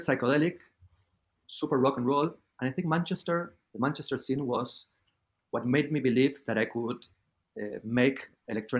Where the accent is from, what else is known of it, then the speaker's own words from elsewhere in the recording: Argentina; moved away as an adult; now in Miami, United States; in Argentina, growing up there